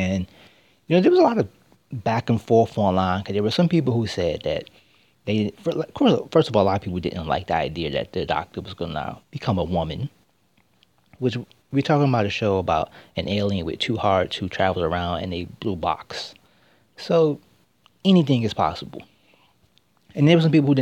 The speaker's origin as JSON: {"language": "English", "country": "United States", "said": "I'm an American"}